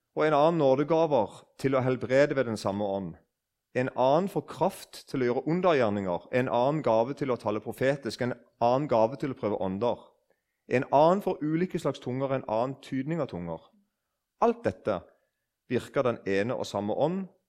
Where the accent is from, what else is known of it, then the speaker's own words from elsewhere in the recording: Eiken, Agder, Norway; Jeg husker da jeg var liten, og det var noen nykristne som vitna på bedehuset hjemme i Eiken.